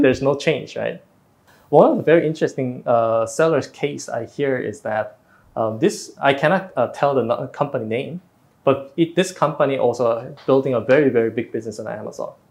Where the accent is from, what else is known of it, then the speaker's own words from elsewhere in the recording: South Korea; moved away as an adult; also born or lived in Singapore; now in Vietnam; in Korea was my home country